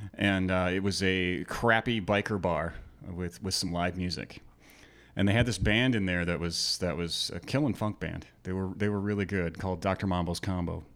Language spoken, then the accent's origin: English; just north of Minneapolis, Minnesota, United States; moved away as an adult; also born or lived in Mission Viejo, California / Saint Paul, Minnesota; now in Phoenix, United States; just slightly north of Minneapolis is where I actually grew up, and also in Mission Viejo, California